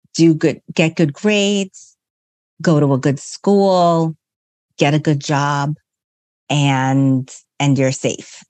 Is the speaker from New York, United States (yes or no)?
yes; New York, United States; I grew up in New York.